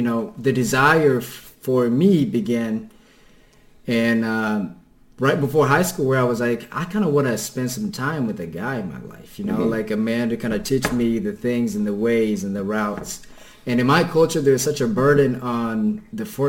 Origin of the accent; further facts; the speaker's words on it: Kenya; first language Kikuyu; English is a second language; moved away as an adult; now in United States; So my native language is Kikuyu, which is the most dominant tribe in Kenya